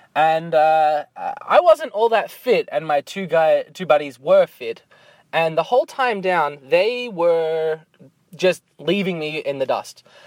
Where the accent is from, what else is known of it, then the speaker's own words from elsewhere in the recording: Australia; now in Canada; I'm from Australia